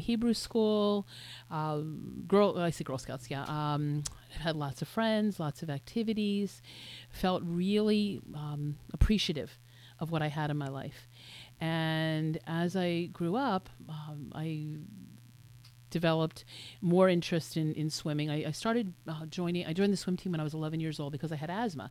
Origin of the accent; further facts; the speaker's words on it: Willingboro, New Jersey, United States; I grew up in Willingboro, New Jersey, which is a suburb of Philadelphia